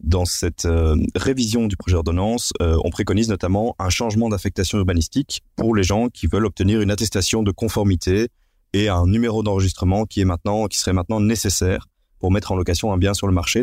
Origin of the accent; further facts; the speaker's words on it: Belgium; chez nous en Belgique